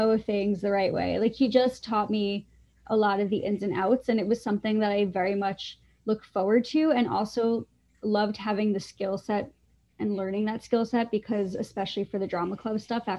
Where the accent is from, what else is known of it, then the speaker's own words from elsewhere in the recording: Long Island, New York, United States; I grew up on Long Island